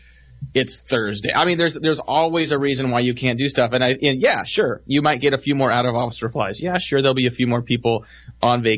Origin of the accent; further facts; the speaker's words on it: Bay Area, California, United States; I grew up in the Bay Area